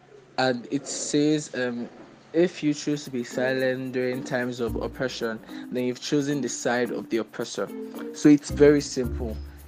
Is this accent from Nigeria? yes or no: yes; Nigeria; We say I am Nigerian before I'm a Christian, or I'm Nigerian before I'm Igbo, because that's where we're born into, that's where we reside.